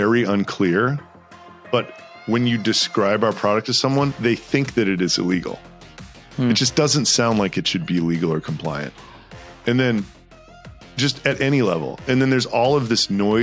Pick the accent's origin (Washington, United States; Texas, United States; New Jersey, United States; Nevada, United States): Texas, United States; moved away as an adult; also born or lived in New York; I grew up in Texas